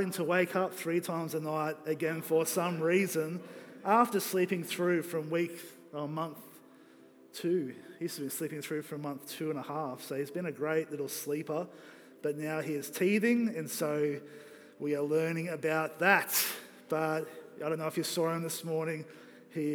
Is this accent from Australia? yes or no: yes; Australia; I'm three quarters Kiwi, but I'm still an Aussie